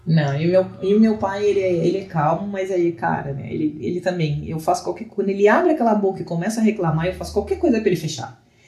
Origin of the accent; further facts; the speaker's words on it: Pelotas, Rio Grande do Sul, Brazil; moved away; Eu sou de Pelotas, no Rio Grande do Sul, onde eu estou passando a quarentena